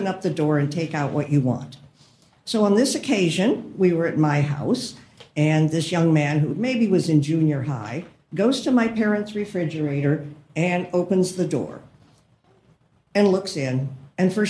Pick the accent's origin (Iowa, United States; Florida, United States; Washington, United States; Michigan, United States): Iowa, United States; Des Moines; I'm from Des Moines. I'm a third generation immigrant